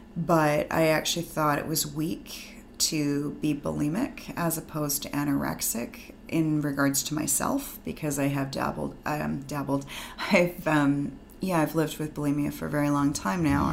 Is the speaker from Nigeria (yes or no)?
no; Vancouver, British Columbia, Canada; I'm born and raised in Vancouver